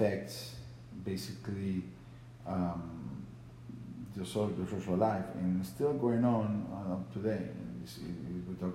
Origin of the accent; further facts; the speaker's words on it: Venezuela; moved away; I come from Venezuela, which we have problems there